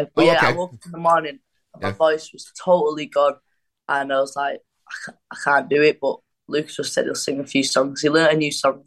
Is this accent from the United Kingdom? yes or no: yes; Wigan, North West England, United Kingdom; I'm from Wigan